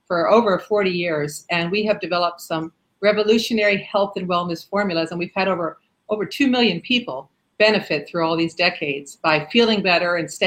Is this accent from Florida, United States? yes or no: yes; South Florida, United States; I grew up in South Florida and we have a lot of elderly people here